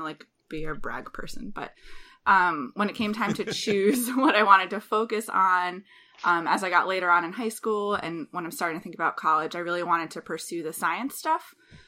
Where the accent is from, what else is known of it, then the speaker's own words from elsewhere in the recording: Springfield, Massachusetts, United States; So I grew up in Springfield, Massachusetts. My mom and dad still live there.